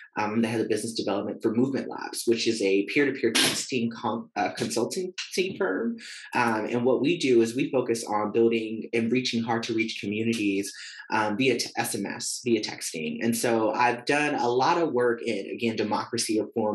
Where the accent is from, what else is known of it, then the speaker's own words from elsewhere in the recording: San Francisco, California, United States; also born or lived in Vacaville, California; now in Pinole, United States; I actually grew up and I was born and raised in San Francisco, California, right around the corner from Candlestick Park